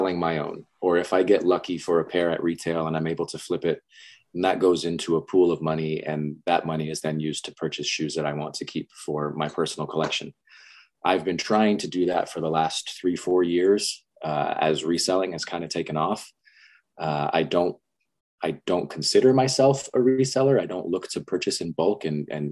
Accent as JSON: {"language": "English", "town": "Las Vegas", "region": "Nevada", "country": "United States", "tie": "born or raised there", "said": "So I was born and raised in Las Vegas"}